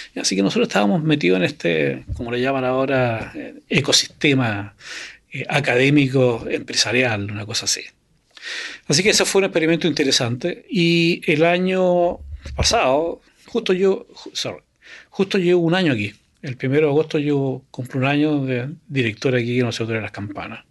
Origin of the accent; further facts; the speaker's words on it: Chile; moved away as an adult; also born or lived in Canada; el año 82 me fui fuera de Chile a estudiar a Canadá